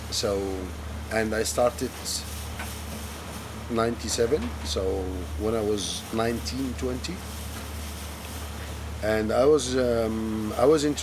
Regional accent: Alexandria, Alexandria Governorate, Egypt; English is a second language; now in Red Sea, Egypt; I'm originally from Alexandria. I'm native Egyptian, originally from Alexandria. I moved to the Red Sea in 1998.

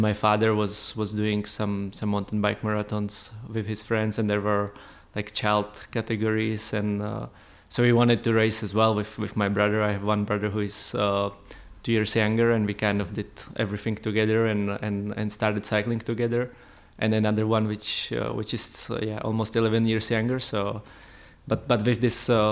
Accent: Prague, Czechia; moved away as an adult; also born or lived in Andorra; growing up in Prague in a big city, it was not really for winter sports

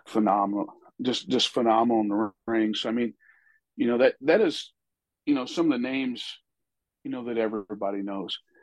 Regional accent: about 30 miles south of St. Louis, Missouri, United States; I was born and raised about 30 miles south of St. Louis

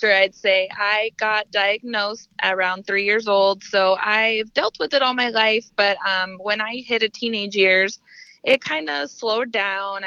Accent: Denver, Colorado, United States; moved away as an adult; now in South Texas, United States; I was born and raised in Denver, Colorado, and now I've lived in South Texas probably for about 4 years

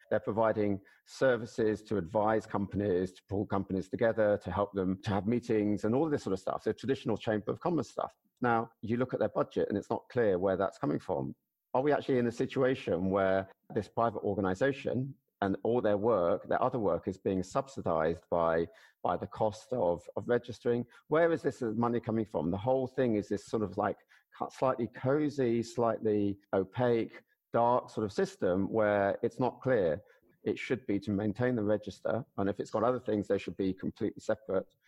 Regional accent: United Kingdom; as a Brit

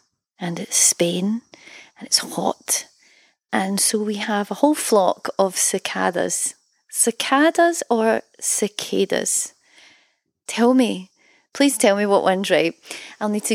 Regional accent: Scotland, United Kingdom; also born or lived in Berlin, Germany; to be from a country that offers artists financial help

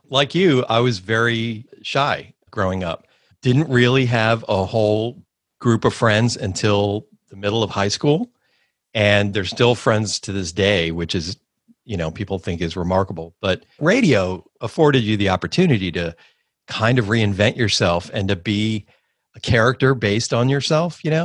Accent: Miami, Florida, United States; born or raised there; also born or lived in Coral Gables

